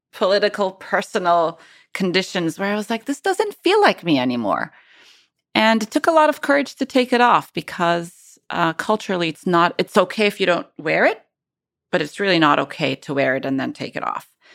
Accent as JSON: {"language": "English", "town": "Cairo", "region": "Cairo Governorate", "country": "Egypt", "also_born_or_lived": "Cambridge, United Kingdom", "moved": "as an adult", "lives_now": "United States", "said": "I moved from Cairo to Cambridge, U K to do my P H D"}